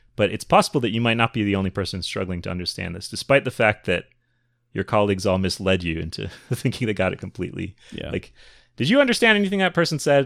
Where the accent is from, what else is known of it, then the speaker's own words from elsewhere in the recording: Minnesota, United States; also born or lived in Chicago, Illinois; When I was a child, I moved from Chicago to Minnesota